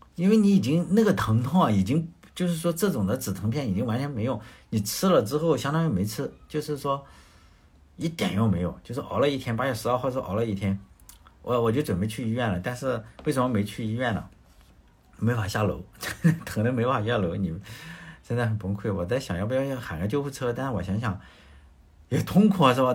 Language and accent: Chinese; Shandong, China; moved away; 因为我是在农村嘛，农村你要知道啊，现在是有很多的家庭是有热水器了，但是以前我小时候的农村，呃，就是没有热水器，没有太阳能热水器，那时候要干农活嘛，啊，比如说大家吃的这个生姜，生姜大蒜啊，就是我老家是种这种东西的，就收姜的时候，就生姜要出来就收拾，从地里刨出来，然后大概是十一月份，就是 就是阳历的十一月份，其实阳历的十一月份在山东的话，你早，呃，很早起来去做农活的话，它就已经有霜了